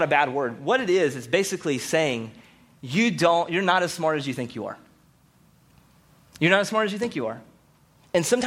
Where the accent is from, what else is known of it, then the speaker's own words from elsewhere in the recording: Rocky Mount, North Carolina, United States; I'm from Rocky Mount and from the South